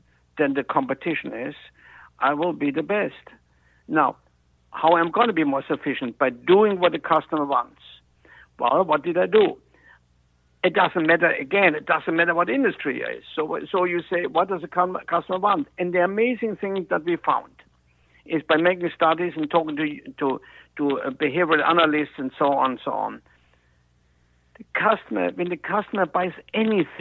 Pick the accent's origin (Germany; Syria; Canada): Germany; moved away; At the time in Germany, and I was 14